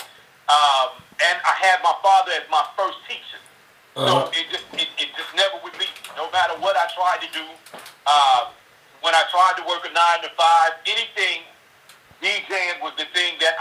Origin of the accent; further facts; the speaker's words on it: Indianapolis, Indiana, United States; I am originally from Indianapolis, Indiana, so, you know, for all my Midwest riders, you dig, Indianapolis is actually my hometown.